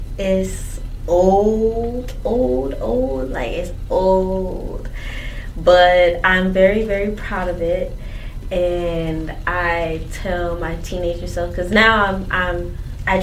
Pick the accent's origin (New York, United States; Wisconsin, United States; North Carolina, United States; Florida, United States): North Carolina, United States; Charlotte